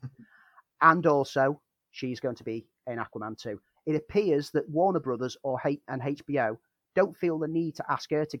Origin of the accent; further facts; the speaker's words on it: Liverpool, North West England, United Kingdom; As a Scouser